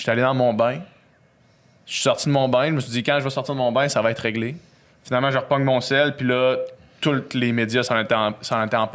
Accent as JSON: {"language": "French", "town": "Quebec City", "region": "Quebec", "country": "Canada", "said": "nous autres, on vient de Québec."}